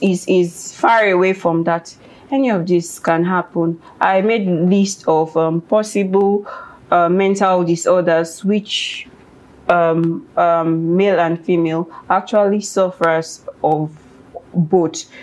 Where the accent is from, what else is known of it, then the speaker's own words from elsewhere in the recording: Ekiti, Nigeria; I am from Ekiti State. Mm. I speak, or we speak Yoruba.